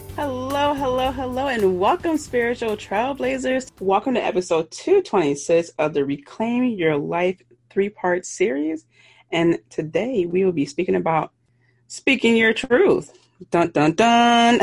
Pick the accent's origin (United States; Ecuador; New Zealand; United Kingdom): United States; Philadelphia, Pennsylvania; I'm from Philly, so I pronounce water as W A, or excuse me, W O O D E R